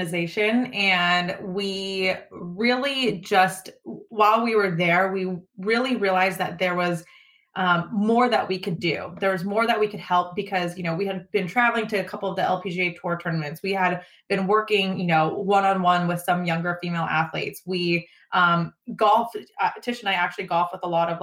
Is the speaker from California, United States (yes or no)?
yes; just outside of Sacramento, California, United States; we record it out of the Max Prep studio in my hometown. It's just outside of Sacramento.